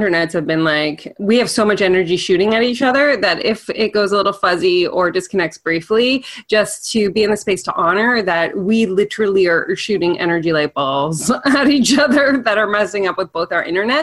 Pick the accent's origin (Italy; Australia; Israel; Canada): Canada; even as Canadian